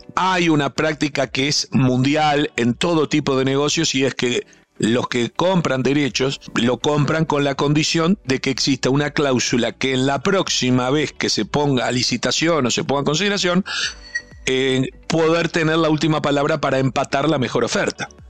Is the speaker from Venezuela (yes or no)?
no; Uruguay; como muchos uruguayos somos multiempleo y tenemos varios trabajos